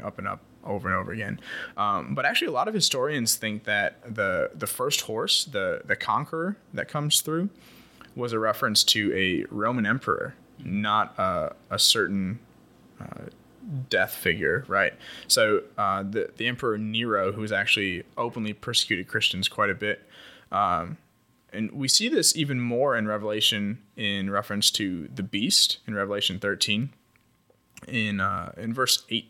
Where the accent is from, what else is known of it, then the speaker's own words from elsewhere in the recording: Iowa, United States; where I grew up in Iowa